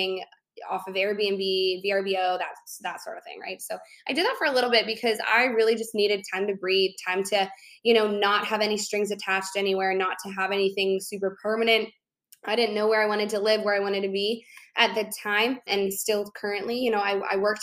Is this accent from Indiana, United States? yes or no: no; Chicago, Illinois, United States; moved away as an adult; my hometown, I grew up in Chicago